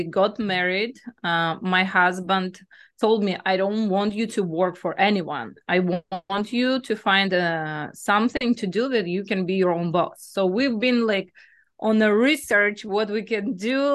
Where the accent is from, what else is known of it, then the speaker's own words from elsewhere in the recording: Belarus; moved away as an adult; also born or lived in Greece; now in United States; my home country is Belarus. I was born in Belarus